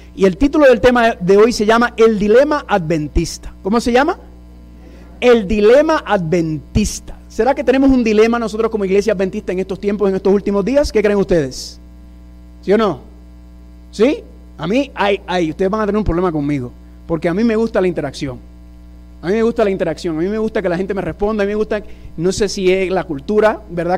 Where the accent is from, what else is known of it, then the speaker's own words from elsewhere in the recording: New York, United States; first language English; Spanish is a second language; Yo soy eh, original de la ciudad de Nueva York, padre puertorriqueño, madre dominicana